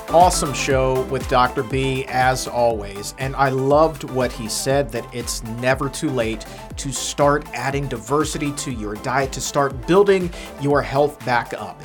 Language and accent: English; Norfolk, Virginia, United States; Norfolk, Virginia, my hometown